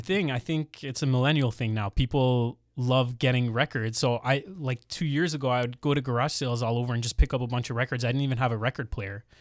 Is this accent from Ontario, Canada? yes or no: yes; Mississauga, Ontario, Canada; also born or lived in Brampton; I grew up in Mississauga and then later moved to Brampton